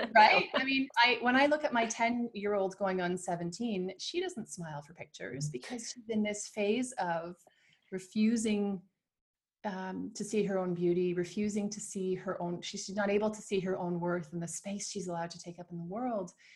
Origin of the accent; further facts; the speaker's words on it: Canada; now in Switzerland; I'm from Canada and live in Switzerland with my Argentine husband